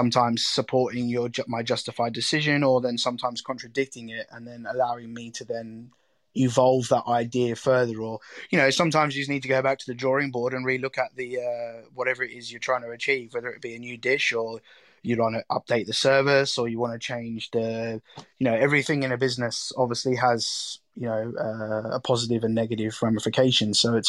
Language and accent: English; Australia; Yeah, I mean, food, growing up in Australia, I guess, you know, having barbecues and entertaining and having people over was always a very big part of my family life as a kid.